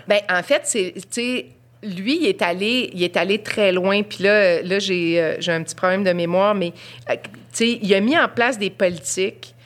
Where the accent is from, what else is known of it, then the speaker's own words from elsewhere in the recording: Quebec, Canada; notre dénominateur commun, c'est d'être Québécois